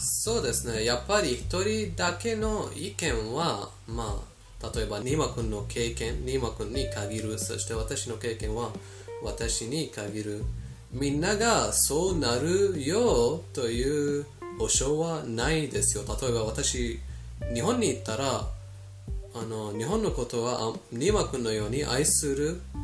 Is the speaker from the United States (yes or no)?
no; Iran; 私たちイラン人イランに住んでいるイラン人